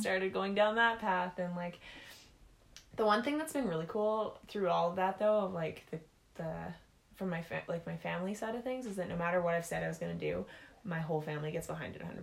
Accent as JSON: {"language": "English", "town": "Penticton", "region": "British Columbia", "country": "Canada", "tie": "born or raised there", "moved": "yes", "lives_now": "Saskatchewan, Canada", "said": "a small town called Penticton, BC. But then I moved to Saskatchewan"}